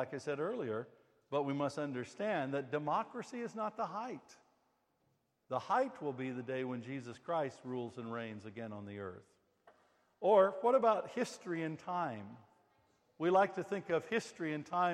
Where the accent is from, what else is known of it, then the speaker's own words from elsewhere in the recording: United States; moved away; I'm an American